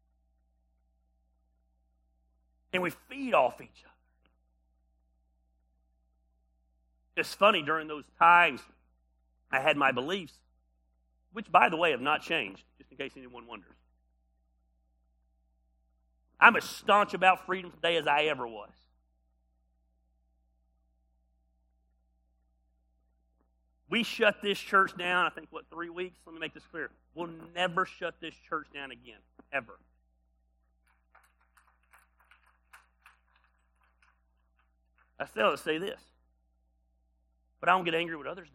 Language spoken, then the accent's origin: English; United States; As an American